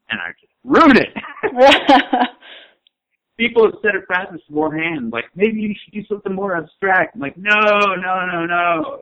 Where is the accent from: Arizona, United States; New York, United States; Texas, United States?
Arizona, United States; Tucson; I was from Tucson.